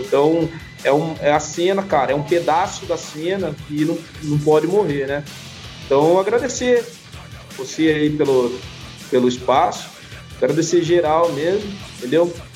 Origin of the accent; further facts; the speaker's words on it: São Paulo, Brazil; Somos de São Paulo